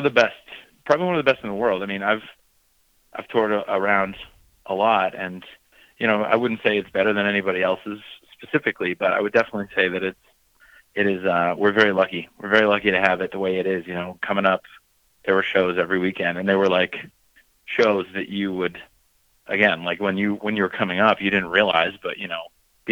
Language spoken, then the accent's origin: English; New Hampshire, United States; also born or lived in Boston, United States; I'm from Boston, Massachusetts, so I'm actually technically from New Hampshire, but whatever. So, around Boston, there's just a lot of bands.